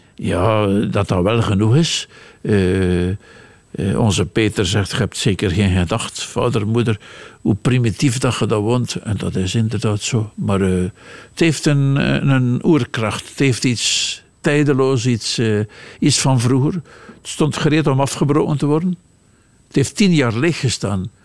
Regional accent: Lauwe, Flanders, Belgium; now in Steenkerke, Belgium; Ik ben geboren in Lauwe langs de Leien.

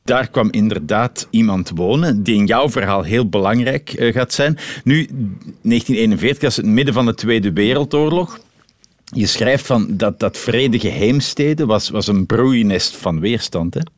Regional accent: Belgium

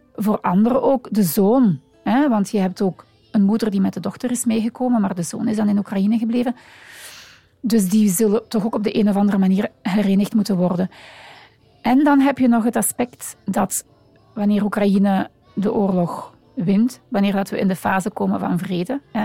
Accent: Limburg, Flanders, Belgium; now in Antwerp, Belgium; dus ik ben geboren in Limburg. Ondertussen woon ik al uh, eh, 30 jaar in Antwerpen.

